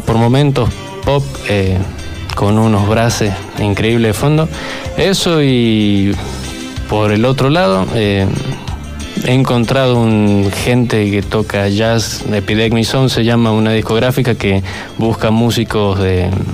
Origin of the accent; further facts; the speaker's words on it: San Luis, Argentina; soy de acá de San Luis